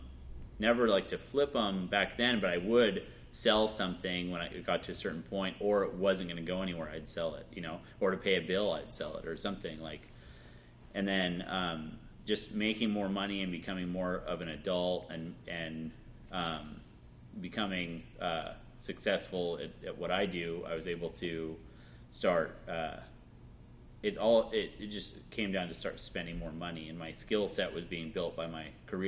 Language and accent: English; Marin, California, United States; also born or lived in Vallejo; I moved around a lot. I was born in Vallejo and grew up in Marin and then moved 11 times.